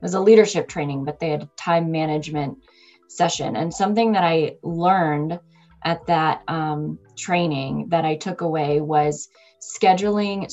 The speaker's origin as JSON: {"language": "English", "country": "United States", "said": "I'm American working in US-based organization"}